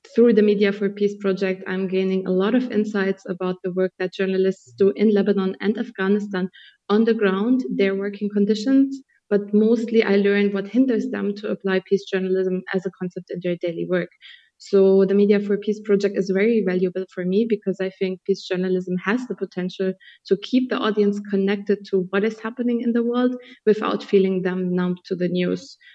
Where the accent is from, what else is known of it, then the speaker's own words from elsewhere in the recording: Colombia; I'm from Colombia